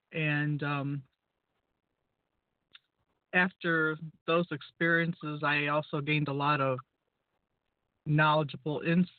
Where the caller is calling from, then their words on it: Norwalk, United States; Up here in Norwalk, it's probably about 75 right now.